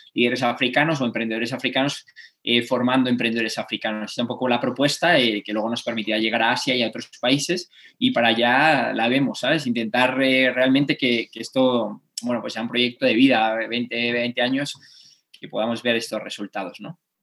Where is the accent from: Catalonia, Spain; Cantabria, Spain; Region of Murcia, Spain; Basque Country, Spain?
Cantabria, Spain; Cantabria, mi tierra